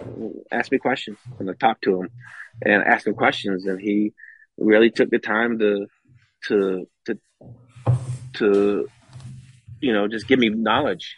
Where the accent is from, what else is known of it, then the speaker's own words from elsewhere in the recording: West Coast, United States; now in Scottsdale, United States; I'm from West Coast.